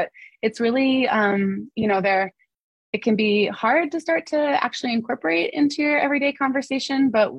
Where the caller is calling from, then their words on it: Asheville, North Carolina, United States; here in North Carolina, I'm calling from Asheville, North Carolina, which is in the western part of the state.